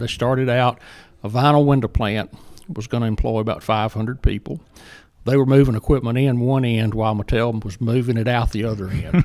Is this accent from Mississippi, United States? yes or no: yes; Jackson, Mississippi, United States; accent: Southern; moved away as an adult; now in Murray, Kentucky, United States; as you might can tell from my accent, I'm, uh, proudly Southern. And I, I grew up in Jackson